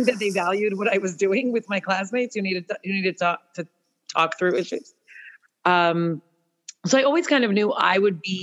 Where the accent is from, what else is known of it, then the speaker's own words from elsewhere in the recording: Toronto, Ontario, Canada; now in Norfolk; I grew up in Toronto